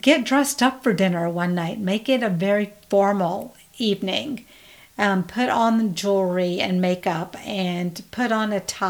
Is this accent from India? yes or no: yes; India; We actually don't have coffee, we drink tea. We're Indian, so we drink tea.